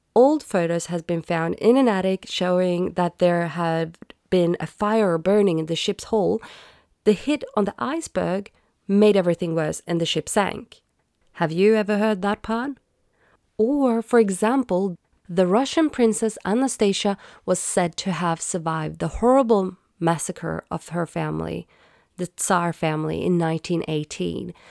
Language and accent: English; Sweden; I grew up in Sweden where I was taught Swedish, English, math